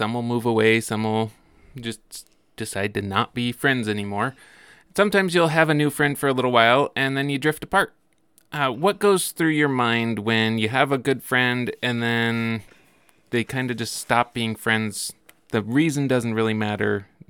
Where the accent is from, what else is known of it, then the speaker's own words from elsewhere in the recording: Billings, Montana, United States; also born or lived in New Mexico / Oregon; So, I was born in Billings, and we moved to New Mexico when I was about 1 year old, and then over to Oregon when I was 4, and then back to Billings when I was 8.